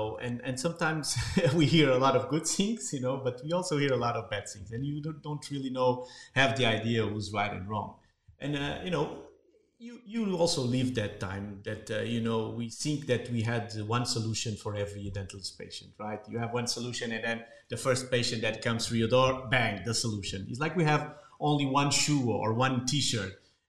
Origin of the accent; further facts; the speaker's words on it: Lisbon, Portugal; also born or lived in New York; I come from Lisbon. It's trendy now.